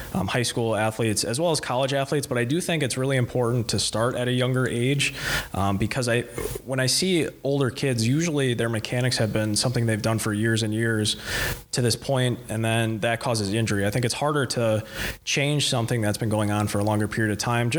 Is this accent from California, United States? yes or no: no; Central Wisconsin, United States; moved away as an adult; also born or lived in Waukesha, Wisconsin; now in New Berlin, United States; I'm originally from Central Wisconsin